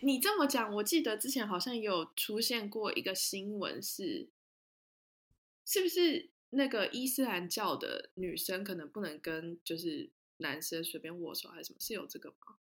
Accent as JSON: {"language": "Chinese", "country": "Taiwan", "moved": "as an adult", "lives_now": "Denmark", "said": "我是唯一一个台湾人"}